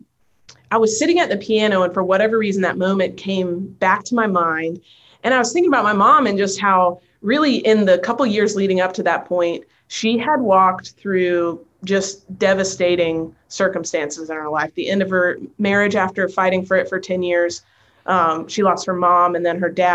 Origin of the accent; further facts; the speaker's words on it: North Carolina, United States; now in Nashville, United States; I'm from North Carolina, so it's way over on the East Coast